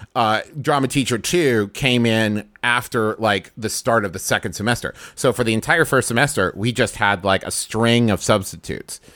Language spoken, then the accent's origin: English; Huntington, West Virginia, United States; I grew up in Huntington, West Virginia